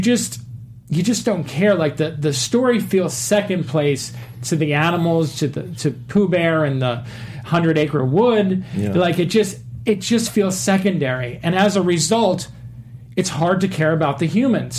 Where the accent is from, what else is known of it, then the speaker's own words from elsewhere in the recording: United States; I grew up here in the States